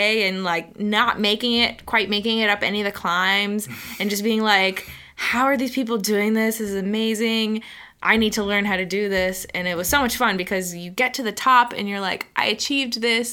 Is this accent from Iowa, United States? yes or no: no; St. Petersburg, Florida, United States; also born or lived in Miami; I grew up in St. Pete